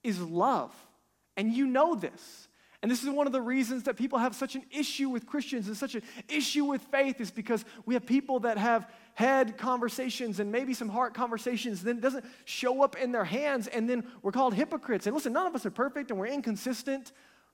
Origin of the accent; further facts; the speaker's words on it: United States; our nation, America